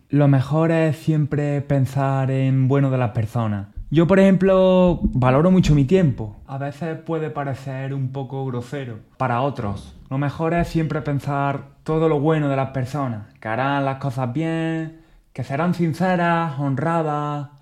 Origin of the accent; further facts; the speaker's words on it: Spain; en mi país, por ejemplo, España